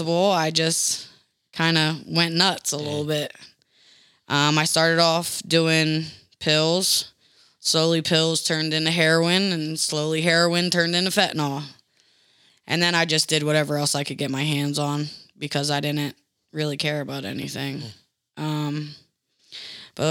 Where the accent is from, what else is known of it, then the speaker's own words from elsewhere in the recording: Trenton, New Jersey, United States; moved away as an adult; also born or lived in Indianapolis, Indiana; now in Indiana, United States; I'm originally from New Jersey